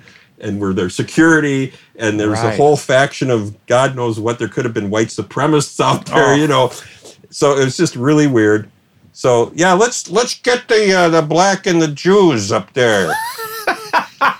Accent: St. Louis Park, Minnesota, United States; growing up in St. Louis Park

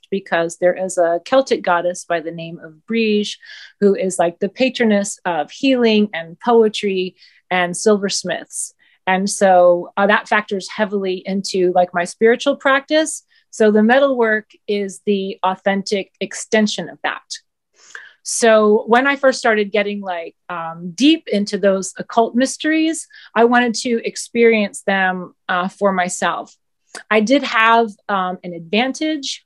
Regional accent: Southeast, United States; moved away as an adult; also born or lived in New York City; I grew up in the Southeast

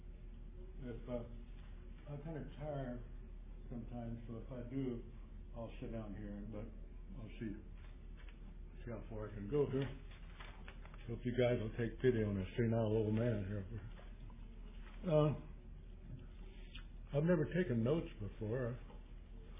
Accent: Chico, California, United States; I'm from Chico, California. That's 100 miles due north of Sacramento.

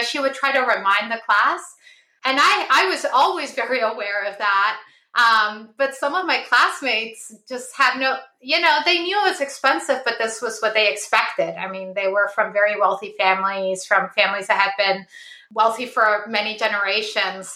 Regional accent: Lima, Peru; moved away; I was born in Lima, Peru, uh, in uh, 1979. So I, I grew up in the 80s uh, in Peru

